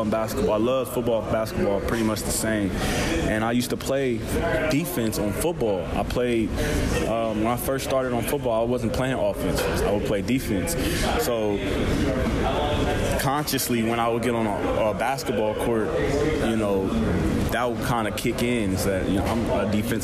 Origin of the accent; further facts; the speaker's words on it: Columbus, Ohio, United States; moved away as an adult; also born or lived in Ann Arbor, Michigan; I'm from Columbus, Ohio originally. Columbus has a special place in my heart. That's hometown.